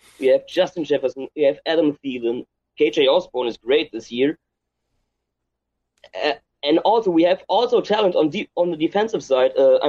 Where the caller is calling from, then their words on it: Germany; I'm calling from Germany right now.